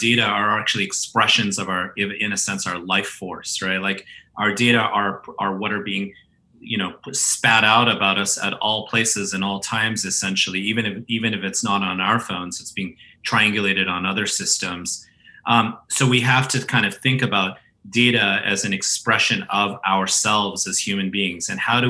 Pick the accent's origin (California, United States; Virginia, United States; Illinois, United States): California, United States; Right in the Bay Area. I went to the same high school as Steve Jobs and Steve Wozniak, Homestead High School, right near Stanford.